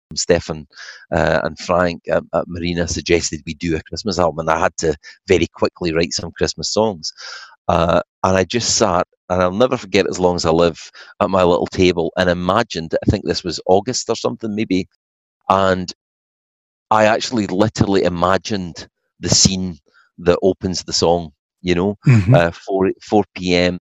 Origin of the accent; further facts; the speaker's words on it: Falkirk, Scotland, United Kingdom; moved away; my hometown of Falkirk